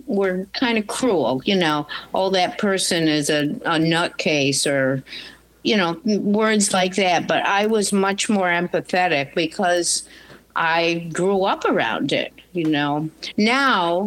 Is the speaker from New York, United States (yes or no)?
yes; Marcy, New York, United States; I grew up in Marcy, New York